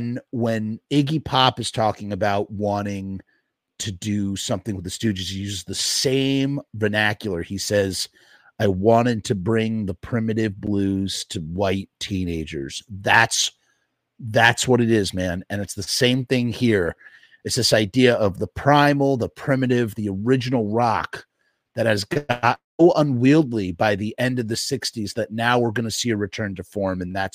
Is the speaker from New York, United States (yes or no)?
yes; Forest Hills, New York, United States; I thought of friends I grew up with in my hometown of Forest Hills, Queens.